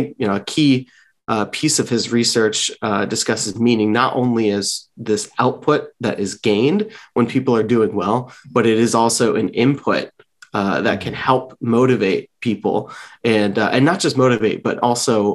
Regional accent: San Francisco Bay Area, California, United States; moved away as an adult; also born or lived in Lynchburg, Virginia; now in Washington, DC, United States; I grew up mostly in the San Francisco Bay Area

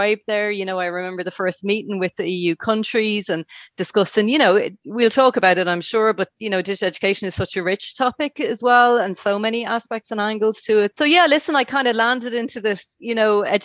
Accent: Dublin, Leinster, Ireland; moved away as an adult; now in Brussels, Belgium; I'm based in Brussels. I'm from Dublin, from Marino, actually, originally.

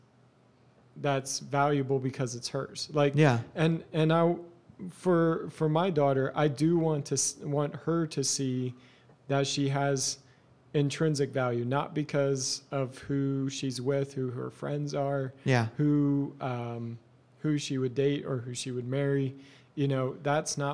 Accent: Eastern Lancaster County, Pennsylvania, United States; I grew up in Eastern Lancaster County in a Mennonite culture

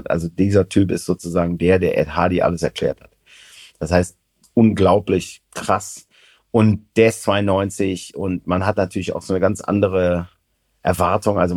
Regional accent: Germany; Also tatsächlich oft, äh, also als Deutscher hat man es da ja ganz gut.

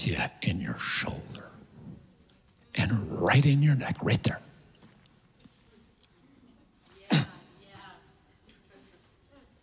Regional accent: Kansas City, United States; I come from Kansas City

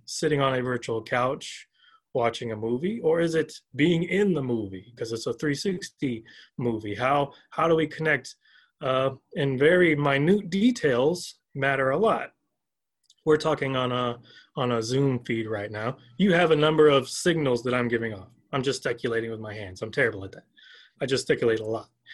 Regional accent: Augusta, Georgia, United States; now in Urbana, United States; I'm originally from Augusta, Georgia

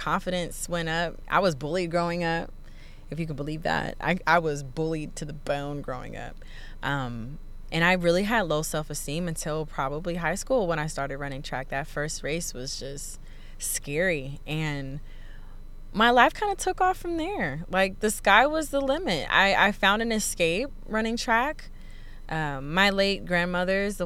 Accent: Indiana, United States; now in Texas, United States; I grew up in Indiana

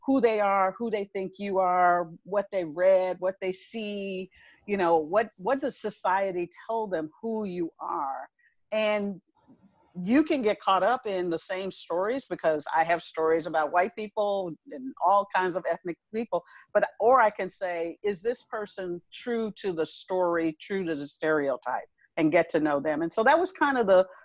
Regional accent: Chicago, Illinois, United States; moved away as an adult; also born or lived in South Dakota / Nebraska / Arkansas / St. Louis; I was born and raised in Chicago

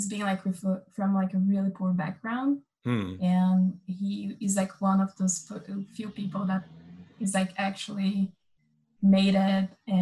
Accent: Amazon, Brazil; since I was like really young, I grew up like in the Amazon

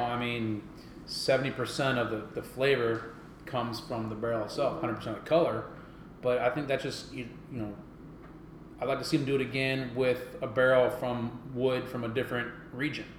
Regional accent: West Coast, United States; moved away; I'm originally from the West Coast

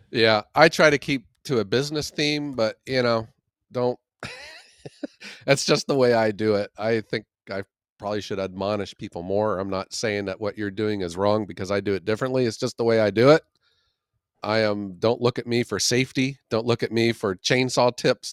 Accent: Youngstown, Ohio, United States; the mahoning valley where i'm from in the city of youngstown

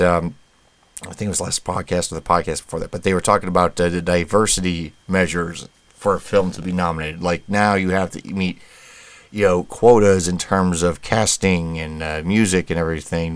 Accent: United States; being an American

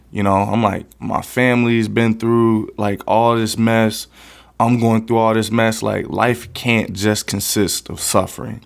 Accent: West Palm Beach, Florida, United States; I grew up right here in the Tamarind Corridor of West Palm Beach

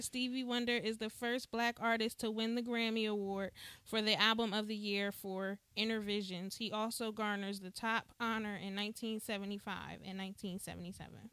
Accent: New Jersey, United States; I remember as a kid, you know, growing up in New Jersey

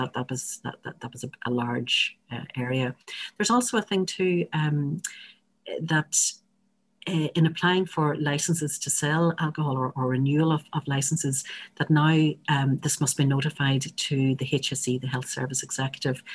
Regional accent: Northern Ireland, United Kingdom; I'm speaking here as a, as a Northerner

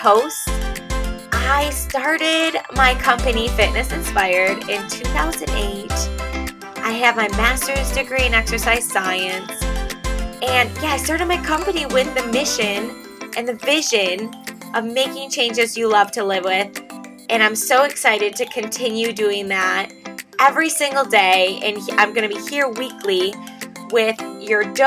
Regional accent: Michigan, United States; moved away as an adult; also born or lived in State College, Pennsylvania; when we moved to Michigan, my home state.

